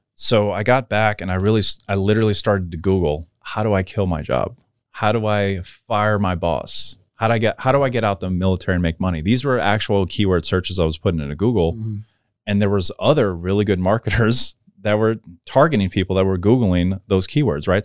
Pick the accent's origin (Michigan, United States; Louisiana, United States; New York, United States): Louisiana, United States; New Orleans; I grew up in New Orleans